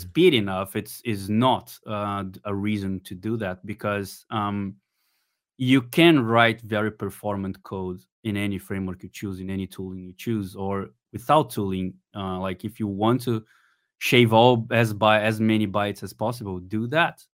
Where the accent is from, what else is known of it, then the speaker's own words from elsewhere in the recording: Brazil; I'm from Brazil.